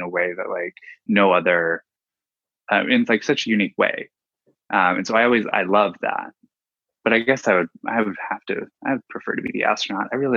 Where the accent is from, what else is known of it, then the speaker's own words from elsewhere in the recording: Dayton, Ohio, United States; moved away; I'm from Ohio originally. So I think it's just in my blood. Yeah, I'm from Dayton